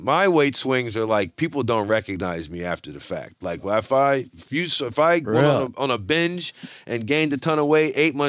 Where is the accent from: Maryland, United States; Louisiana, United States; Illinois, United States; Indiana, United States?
Louisiana, United States; I'm from Louisiana.